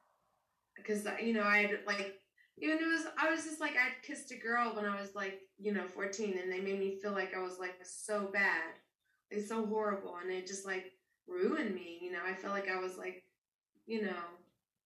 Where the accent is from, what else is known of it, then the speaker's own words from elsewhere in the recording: Wilson County, Deep South, United States; moved away; I grew up in Wilson County. I grew up in... the Deep South